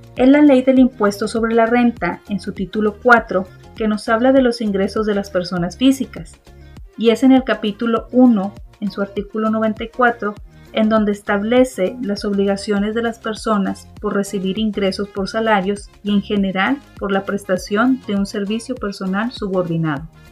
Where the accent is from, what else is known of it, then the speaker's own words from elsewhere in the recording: Mexico; como mexicanos